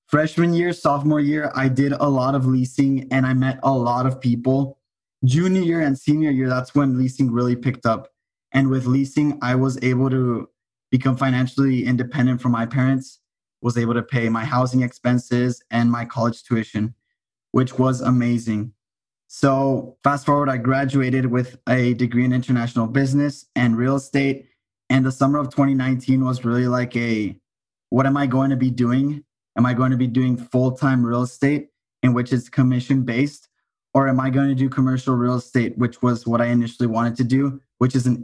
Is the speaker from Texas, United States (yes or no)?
yes; El Paso, Texas, United States; moved away as an adult; also born or lived in Austin, Texas; I'm from El Paso, Texas. And I started in Austin when I was 19